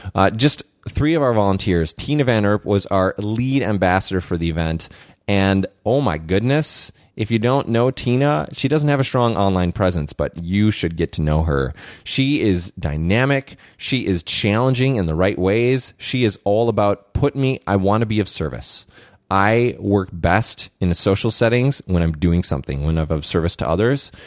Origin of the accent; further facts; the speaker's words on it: Saint Paul, Minnesota, United States; I grew up in Saint Paul, Minnesota